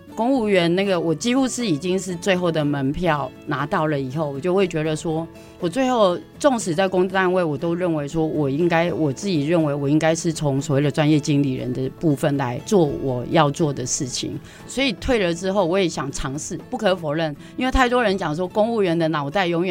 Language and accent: Chinese; Taipei, Taiwan; moved away as an adult; 不是讲我在台北长大吗